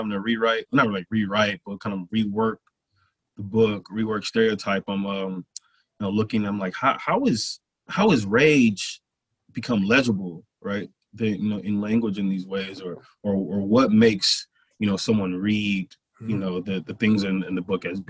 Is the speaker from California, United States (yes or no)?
no; Flint, Michigan, United States; now in St. Louis, United States; I'm from Flint, Michigan originally. I'm here in St. Louis